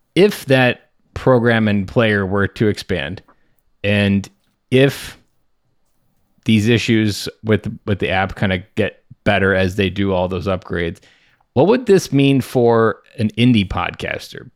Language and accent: English; Midwest, United States; I'm from the Midwest